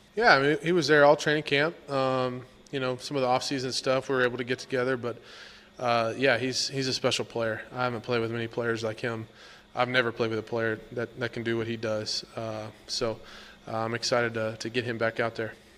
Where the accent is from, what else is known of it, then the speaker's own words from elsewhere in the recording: Texas, United States; moved away as an adult; now in Washington, D.C., United States; I grew up, uh, in Texas, obviously Cowboy country